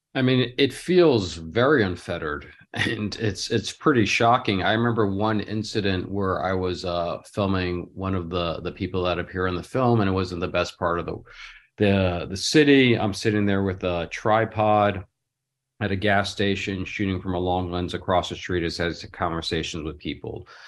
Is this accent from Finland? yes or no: no; Los Angeles, California, United States; from Los Angeles